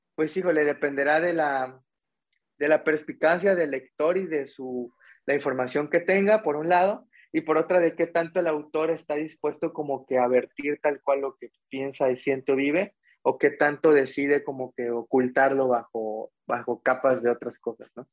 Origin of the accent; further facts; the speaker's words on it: Mexico; como buen estudiante mexicano